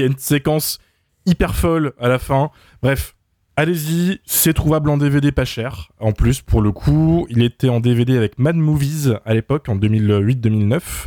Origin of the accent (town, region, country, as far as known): France; first language French